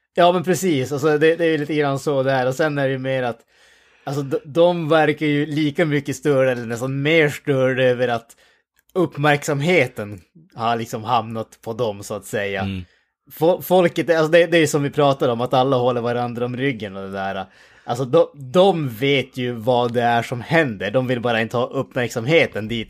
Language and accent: Swedish; Norrland, Sweden; den äkta rikssvenskan som vi egentligen pratar där uppe